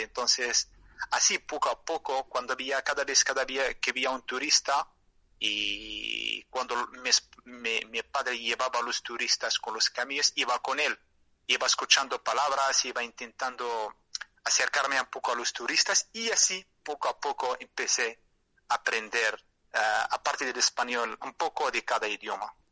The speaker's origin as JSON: {"language": "Spanish", "town": "Merzouga", "region": "Drâa-Tafilalet", "country": "Morocco", "tie": "born or raised there", "second_language": "Spanish", "said": "mi pueblo se llama Mersuga"}